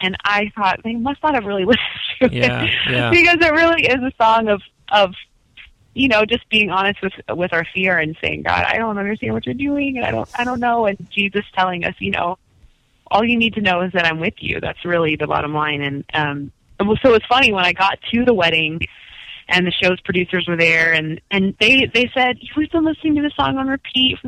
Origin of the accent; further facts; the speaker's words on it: Florida, United States; growing up in Florida